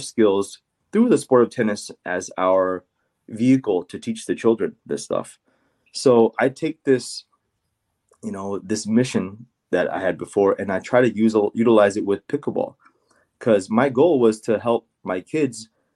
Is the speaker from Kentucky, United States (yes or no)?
no; Orange County, California, United States; moved away as an adult; also born or lived in Arkansas; now in Eagan, United States; We grew up very poor. We didn't have very much growing up, and tennis kind of saved, my brother and I's life. I was born out in Orange County, California.